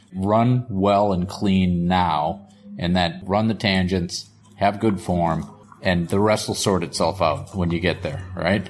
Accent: Boston, Massachusetts, United States; I'm from Boston. I grew up in the seventies

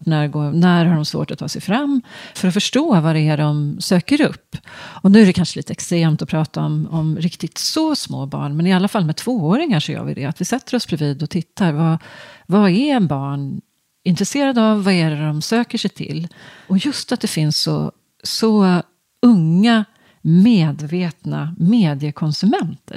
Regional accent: just outside Stockholm, Stockholm County, Sweden; also born or lived in Ydre, Östergötland (summers); jag är uppvuxen strax utanför Stockholm

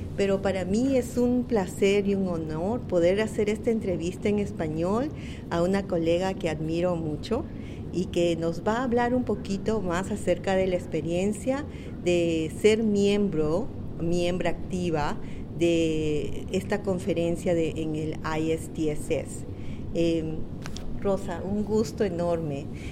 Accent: Peru; now in Connecticut, United States; Soy peruana de origen peruano

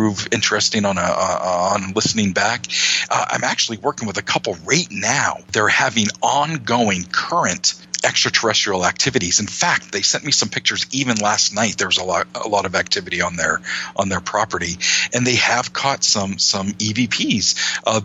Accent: Maine, United States; my home state of Maine

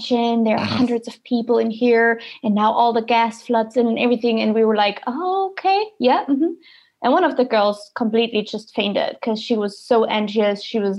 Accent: East Germany, Germany; I'm from East Germany. I'm very close to the Czech Republic border.

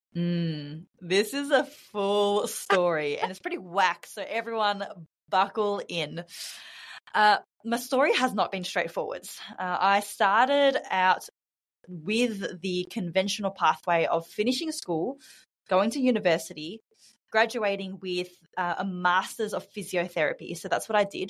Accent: Australia; moved away as an adult; now in Bali, Indonesia; I'm from Australia, uh, born and raised in Australia, but I'm currently living in Bali.

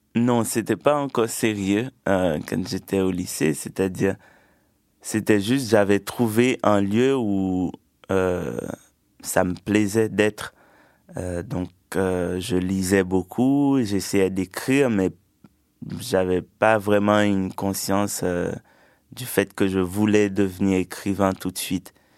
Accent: Sud-Est, Haiti; also born or lived in Port-au-Prince, Haiti; J'ai grandi en Haïti, dans une petite campagne euh, dans le sud-est du pays.

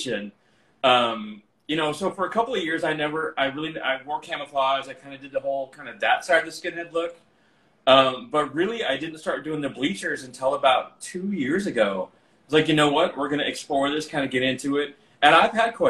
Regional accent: Albuquerque, New Mexico, United States; the gay club in Albuquerque, that's where I'm from

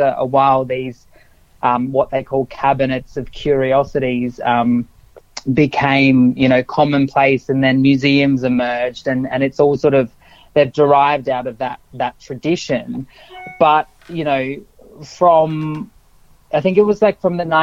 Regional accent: South Australia, Australia; I grew up in South Australia

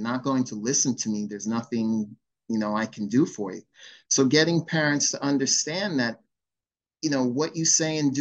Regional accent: Long Island, New York, United States; I was born and raised on Long Island, and I competed in Suffolk County

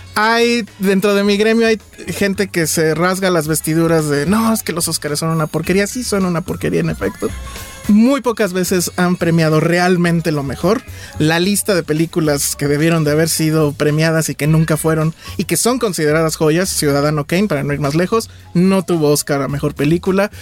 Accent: Mexico City, Mexico; como chilango

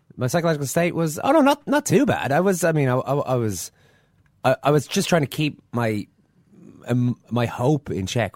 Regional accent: Ireland; us Irish fans over here

